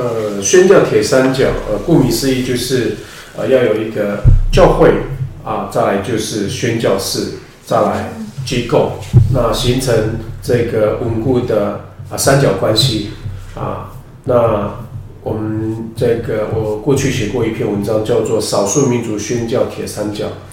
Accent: Mayuan village, Hualien County, Taiwan; 我是花莲人，啊，马远部落，啊，布农族。那我是在，呃，零五年的时候，呃，回应呼召，啊，成为全职的传道人

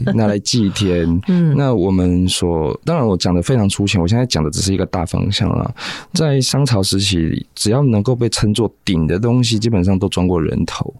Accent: Taiwan; 我们台湾人

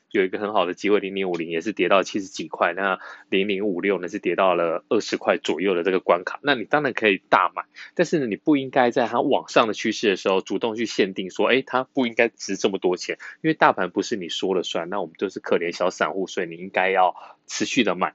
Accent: Yunlin County, Taiwan; 我们是云林人

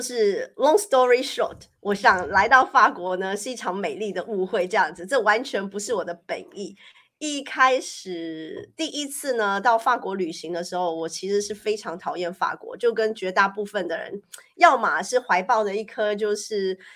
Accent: Taiwan; moved away as an adult; now in Paris, France; 我们台湾人

